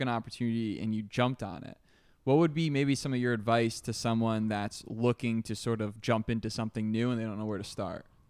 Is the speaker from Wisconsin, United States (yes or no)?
no; New York, United States; moved away as an adult; now in Miami, United States; I'm the definition of, of a New Yorker that just went full Miami